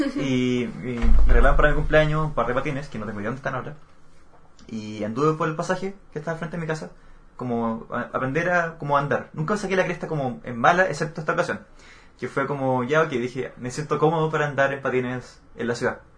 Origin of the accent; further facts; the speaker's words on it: Chile; Las S, cosa que no hacemos en Chile